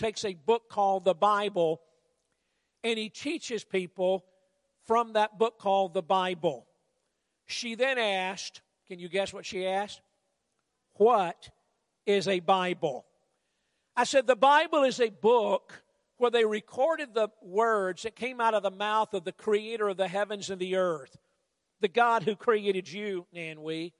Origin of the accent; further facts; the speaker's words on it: United States; I'm from the States